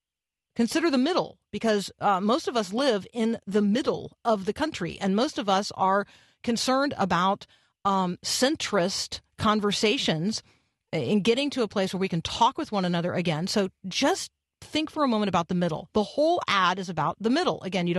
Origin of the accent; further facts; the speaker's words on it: Tampa, Florida, United States; I grew up in Tampa, so I was pretty excited to watch Tampa host the Super Bowl